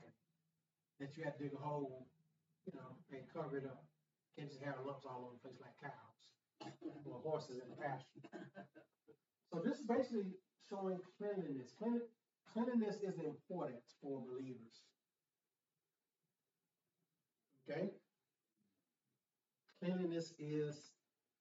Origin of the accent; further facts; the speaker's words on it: Tuskegee, Alabama, United States; it was Tuskegee Institute back then in my hometown, which is now Tuskegee University